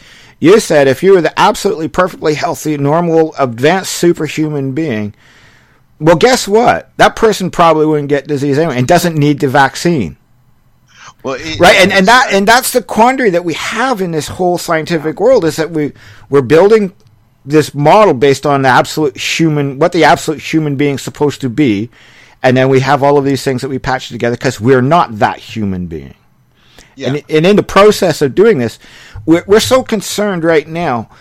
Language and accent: English; Canada; I'm a Canadian